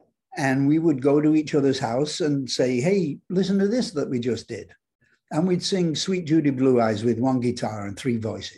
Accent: England, United Kingdom; moved away; I came from England, where, you know, if you blink, you miss summer

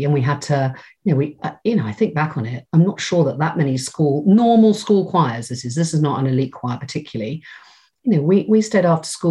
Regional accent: South West England, United Kingdom; So everyone always says to me, well, you don't sound very Cornish. And I always say, well, it's because I think because I went to drama school, and also my mum doesn't sound very Cornish.

